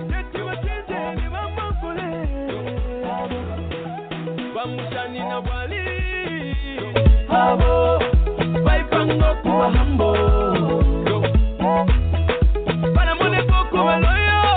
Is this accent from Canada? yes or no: no; Kitwe, Copperbelt Province, Zambia; moved away; I was born in Kitwe, raised up in Kitwe